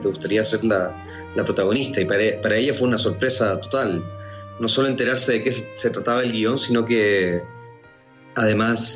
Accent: Chile; also born or lived in Argentina; Yo nací en Argentina, pero soy chileno. Viví un año y medio en Argentina y luego crecí en Chile

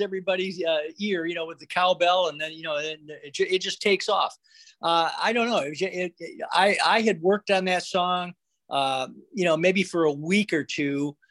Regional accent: Flint, Michigan, United States; now in South Florida, United States; we grew up in Flint, Michigan

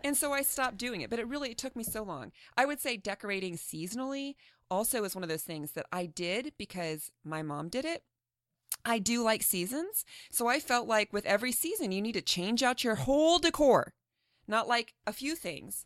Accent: Midwest, United States; moved away as an adult; now in San Diego, United States; We grew up in the Midwest

